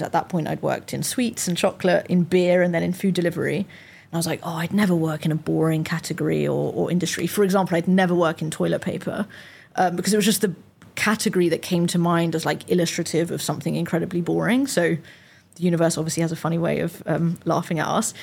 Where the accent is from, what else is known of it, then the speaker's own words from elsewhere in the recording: London, United Kingdom; also born or lived in Nottingham / York; as a Londoner that had went to uni in Nottingham